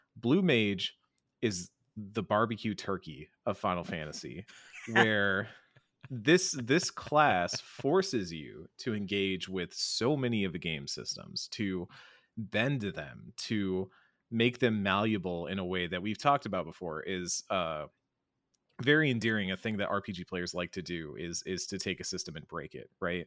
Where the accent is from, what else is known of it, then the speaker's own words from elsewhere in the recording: Austin, Texas, United States; I'm from Austin, from Austin, Texas, uh, the land of great barbecue